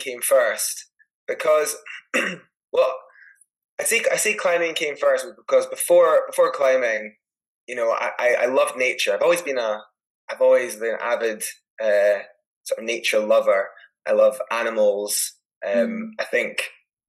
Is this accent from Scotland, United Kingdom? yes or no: yes; Edinburgh, Scotland, United Kingdom; I grew up in Edinburgh